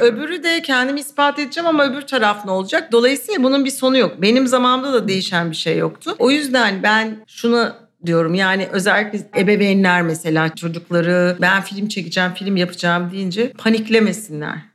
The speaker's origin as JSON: {"language": "Turkish", "region": "Istanbul", "country": "Turkey", "tie": "born or raised there", "said": "Bir de İstanbulluyum yani doğma bir ailem de İstanbullu"}